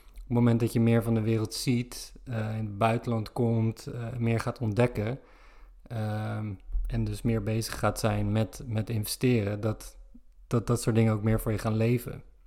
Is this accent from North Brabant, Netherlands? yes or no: no; Zoetermeer, South Holland, Netherlands; moved away; Ik kom uit Zoetermeer